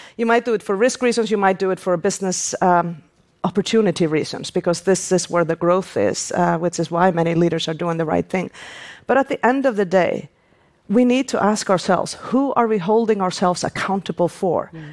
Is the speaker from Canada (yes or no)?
no; Iceland; my home country, Iceland